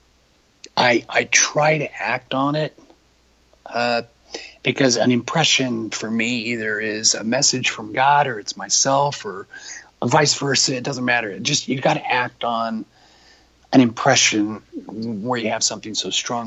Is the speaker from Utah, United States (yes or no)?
yes; Salt Lake City, Utah, United States; I was born and raised in Salt Lake City